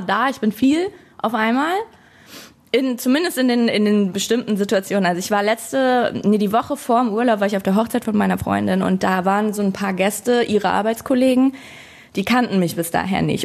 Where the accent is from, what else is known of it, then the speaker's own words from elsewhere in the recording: Hamelin, Lower Saxony, Germany; moved away as an adult; now in Berlin, Germany; Ich bin auf dem Dorf aufgewachsen, also noch ein bisschen weiter außerhalb von Hameln